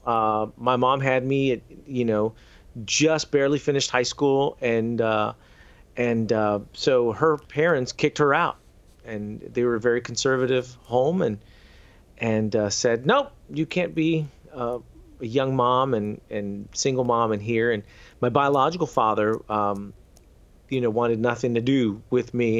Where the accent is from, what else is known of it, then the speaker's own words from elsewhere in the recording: San Antonio and Houston, Texas, United States; I went to a number of schools in both San Antonio and Houston. So I was born in San Antonio, then we moved to Houston